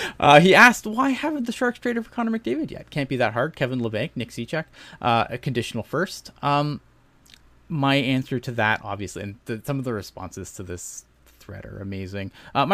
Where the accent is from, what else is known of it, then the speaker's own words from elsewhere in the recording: Canada; Obviously, being a Canadian, I am not super happy about that.